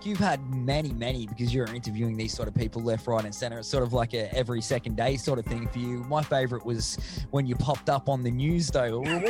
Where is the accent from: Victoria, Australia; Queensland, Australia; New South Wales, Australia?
Victoria, Australia; Minyip; back my hometown of Minyip.